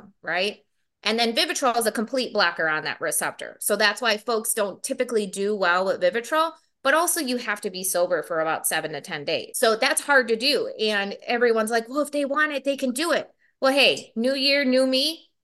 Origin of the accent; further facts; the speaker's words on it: Milwaukee, Wisconsin, United States; I was born and raised here in Milwaukee. Um, been here all of my life.